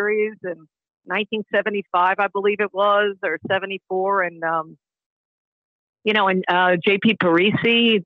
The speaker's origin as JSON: {"language": "English", "area": "Long Island", "region": "New York", "country": "United States", "tie": "born or raised there", "said": "I grew up on Long Island"}